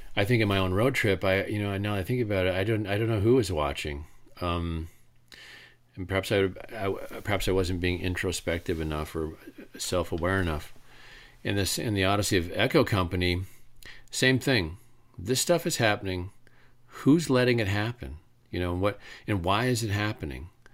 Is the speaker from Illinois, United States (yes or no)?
no; Traverse City, Michigan, United States; I'm from Traverse City, Michigan." And that's where I'm from.